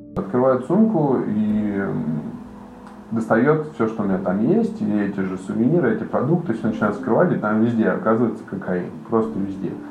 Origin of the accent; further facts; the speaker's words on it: Moscow, Russia; moved away as an adult; also born or lived in London; now in Saint Petersburg, Russia; Я москвич